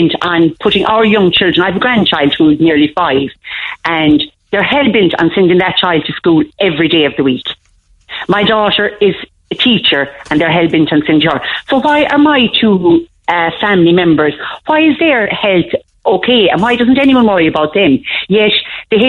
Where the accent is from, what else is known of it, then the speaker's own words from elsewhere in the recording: Kerry, Munster, Ireland; I'm a Kerry woman and everybody knows my accent now.